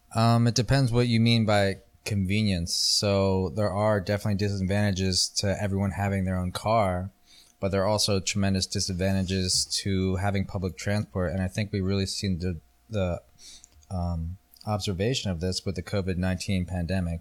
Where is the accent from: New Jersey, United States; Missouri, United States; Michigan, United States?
New Jersey, United States; accent: South Jersey accent or Philadelphia accent; first language English; I grew up in New Jersey, which is on the east coast of America. We're about one hour from Philadelphia and two hours from New York City.